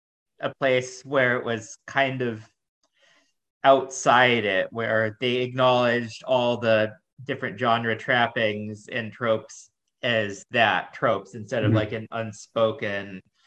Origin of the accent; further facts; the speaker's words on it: United States; my limitations as an American